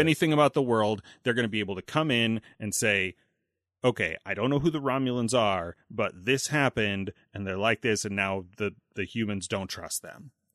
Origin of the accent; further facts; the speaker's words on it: United States; growing up in the States